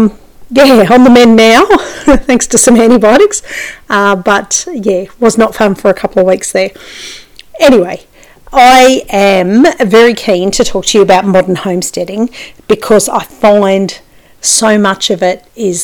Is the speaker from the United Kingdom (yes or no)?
no; Australia; as an Australian